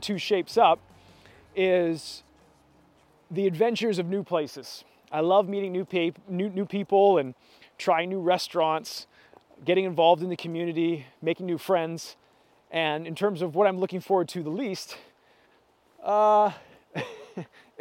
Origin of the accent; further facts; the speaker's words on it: Canada; our country, Canada, where I'm from